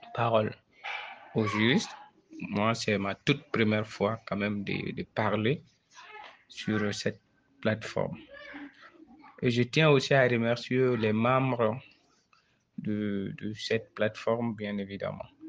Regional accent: Mali; Je suis malien

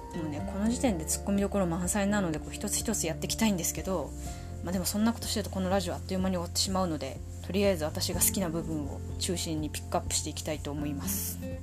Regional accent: Tohoku, Japan; accent: Tohoku accent (namari); 生まれも育ちも東北人です

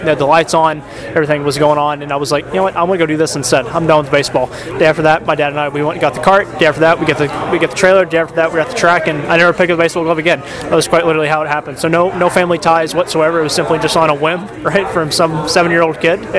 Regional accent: New Braunfels, Texas, United States; my hometown, New Braunfels, Texas.

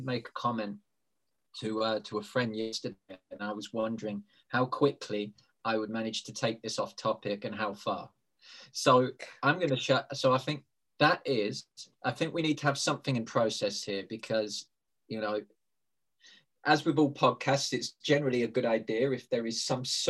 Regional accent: United Kingdom; I'm British.

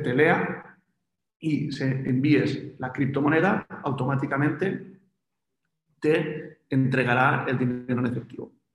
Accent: Spain; En España somos un país muy afín a las criptomonedas

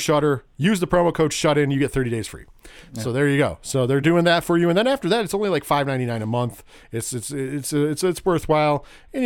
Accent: Binghamton, New York, United States; we are from Binghamton, New York

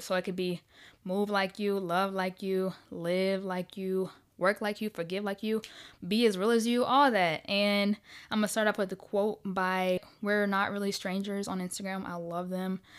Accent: Riverdale, Georgia, United States; also born or lived in Ohio; I was born in Ohio, but I was raised on the south side of Atlanta, gang, gang, Riverdale all day, baby.

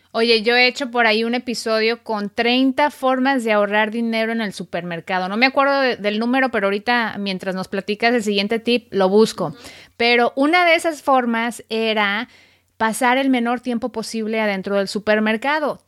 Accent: Mexico; now in United States; soy periodista mexicana, radicada en Estados Unidos

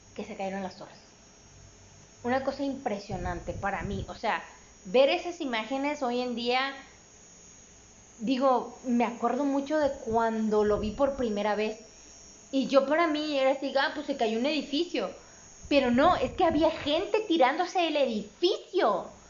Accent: Mexico; como buenos mexicanos, este, eh, provincianos

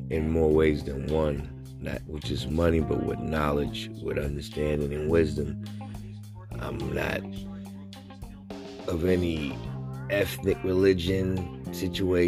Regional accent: New York City, New York, United States; I come from the Bronx, born and raised

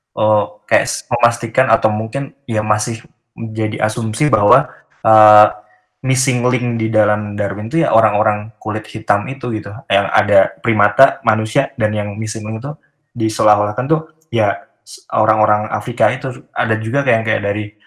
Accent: Yogyakarta, Special Region of Yogyakarta, Indonesia; moved away as an adult; also born or lived in Bandung; saya orang Jogja

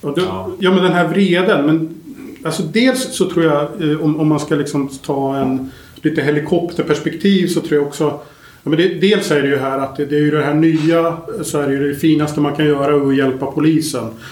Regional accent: Sweden; vi är ju svenskar

